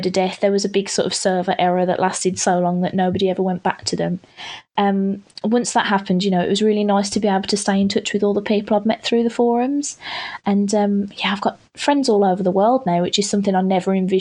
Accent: United Kingdom; I'm being so British

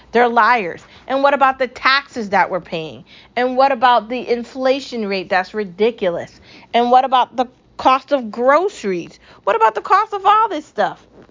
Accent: United States; I'm American

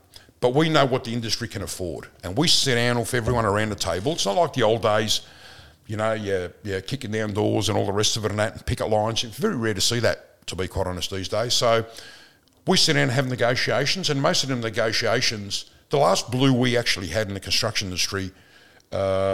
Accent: Footscray, Victoria, Australia; I grew up in Footscray. We thought we were pretty tough in Footscray.

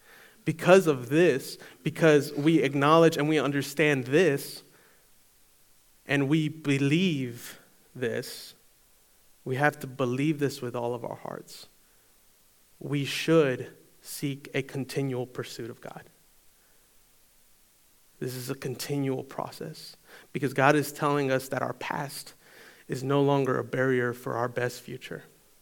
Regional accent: Eastern North Carolina, United States; I grew up in Eastern North Carolina. And I was in high school at North Pitt. So I went to North Pitt right here in town.

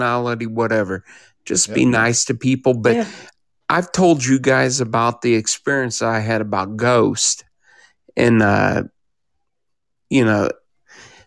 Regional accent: Kansas City, Midwest, United States; I'm from Kansas City

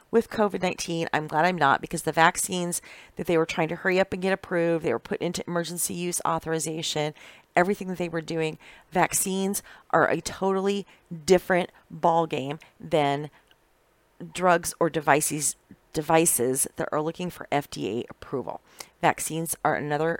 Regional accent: Iowa, United States; moved away as an adult; also born or lived in Indianola, Iowa; now in Wisconsin, United States; I've been working ever since I was a little girl, growing up in Iowa, in the country

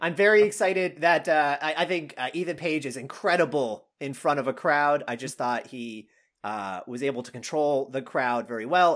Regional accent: Canada; now in Austin, United States; I grew up in Canada

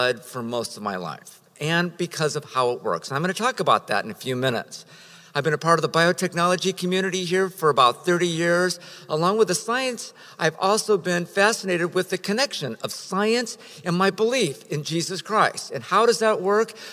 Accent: Riverside, California, United States; now in San Diego, United States; I come from Riverside, California, way back in the day

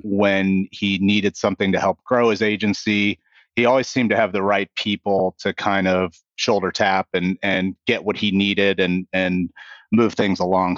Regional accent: Kansas City, Kansas, United States; moved away as an adult; now in New Albany, United States; I grew up in, uh, Kansas City. I was born on the Missouri side and, and grew up on the Kansas side

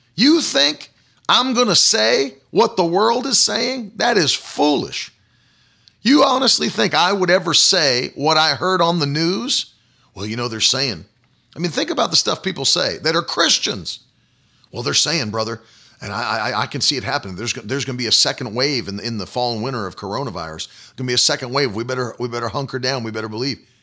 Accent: West Virginia, United States; colloquialisms that I grew up with in West Virginia

